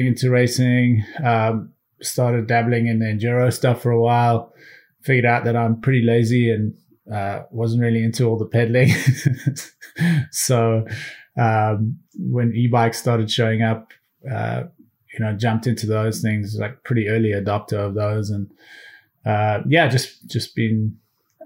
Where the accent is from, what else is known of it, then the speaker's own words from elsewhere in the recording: South Africa; also born or lived in United Kingdom / Boston, Massachusetts / New York; now in Los Angeles, United States; I grew up in South Africa and then spent a short amount of time in the UK, went back to South Africa, and then moved to Boston, Massachusetts.